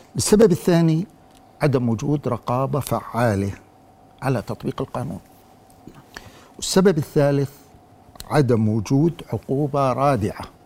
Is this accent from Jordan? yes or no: yes; Jordan; عندنا في الأردن